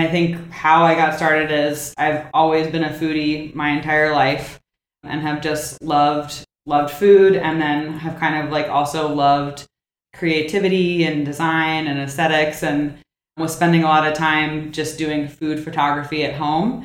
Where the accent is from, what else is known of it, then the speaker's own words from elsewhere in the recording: Washington, District of Columbia, United States; I'm from the Washington, D.C. area, so local-ish, born and raised here